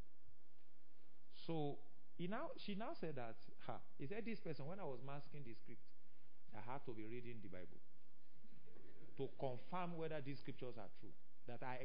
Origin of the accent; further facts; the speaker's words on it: Ile-Ife, Osun, Nigeria; I came from Ife